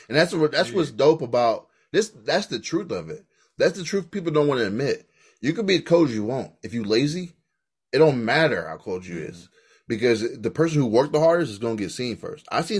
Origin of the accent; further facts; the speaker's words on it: Queens, New York, United States; I'm from New York, I'm Queens